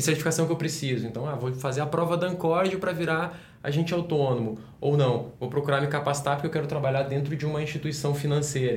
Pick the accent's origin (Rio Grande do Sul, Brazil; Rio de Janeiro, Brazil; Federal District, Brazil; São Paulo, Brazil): Federal District, Brazil; Brasília; Eu sou de Brasília